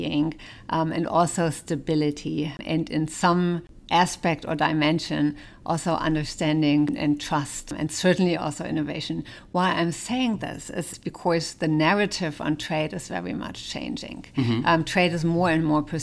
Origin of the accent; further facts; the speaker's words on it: Germany; I was born in West Germany